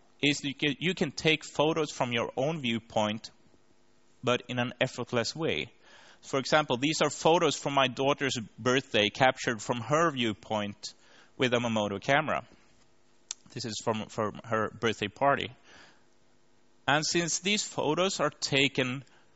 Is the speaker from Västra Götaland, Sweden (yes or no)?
no; Linköping, Östergötland, Sweden; the worldwide conference on service design was actually in my hometown in Linköping 3 years ago